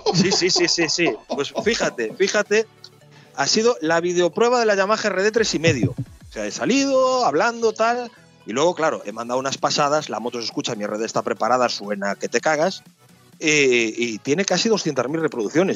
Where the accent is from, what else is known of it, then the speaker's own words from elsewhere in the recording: Galicia, Spain; Soy muy gallego